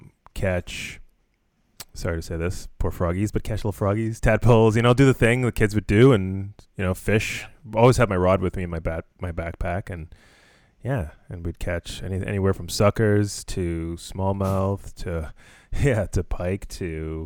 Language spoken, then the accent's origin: English; Mississauga, Ontario, Canada; also born or lived in Trinidad; I was born in Trinidad, and when I came to Canada, we moved to Mississauga, and a little diaspora action.